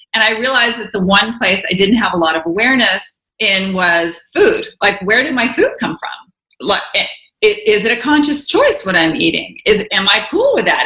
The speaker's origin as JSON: {"language": "English", "region": "the South", "country": "United States", "tie": "born or raised there", "said": "I grew up in the South"}